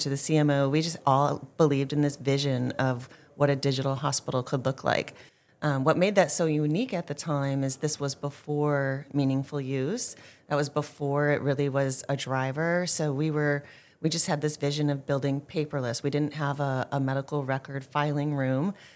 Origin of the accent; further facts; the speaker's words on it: Green Bay, Wisconsin, United States; moved away; born and raised in Green Bay, Wisconsin